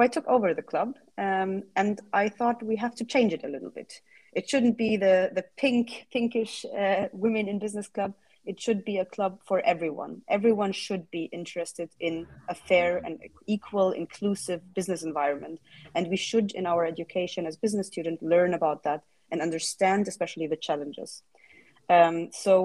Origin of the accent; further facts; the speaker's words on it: Germany; moved away as an adult; now in Lisbon, Portugal; I'm originally from Germany